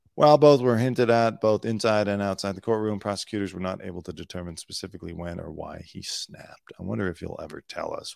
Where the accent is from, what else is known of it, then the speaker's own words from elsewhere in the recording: California, United States; also born or lived in Pacific Palisades, California; I'm not from the South. I'm from California. I lived in the South briefly